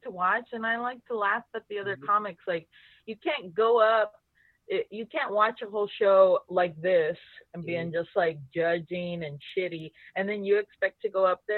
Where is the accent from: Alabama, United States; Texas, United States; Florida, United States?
Texas, United States; Laredo; I'm from Laredo